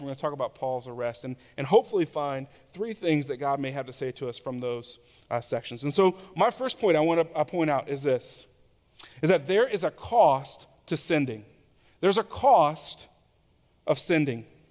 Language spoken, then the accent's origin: English; Tallahassee, Florida, United States; I lived in Tallahassee, Florida, which is my hometown.